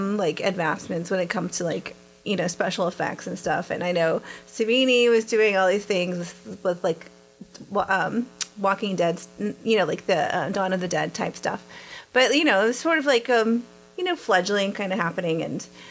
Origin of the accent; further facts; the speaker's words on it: Texas, United States; I'm from Texas